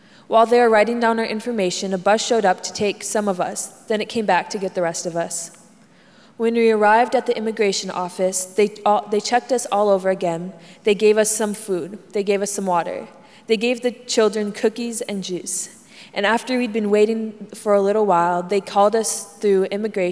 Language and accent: English; Honduras; moved away as an adult; now in United States; I left my whole family back in Honduras, and I want to go back there one day.